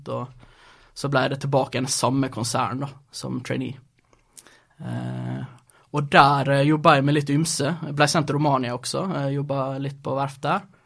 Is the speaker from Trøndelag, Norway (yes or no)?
no; Brattvåg, Møre og Romsdal, Norway; also born or lived in Sweden / Rogaland; Eh, ja, jeg er født i Sverige, altså flytta til Norge da jeg var ti. til Rogaland, da, vel merke så jeg snakka jo først en annen type dialekt. Eh, når jeg var 13, så, kom det, så flytta til Brattvågen.